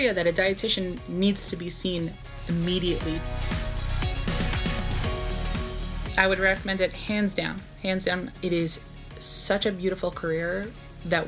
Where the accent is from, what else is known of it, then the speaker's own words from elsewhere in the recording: New York City, New York, United States; I was born and raised in New York, specifically Brooklyn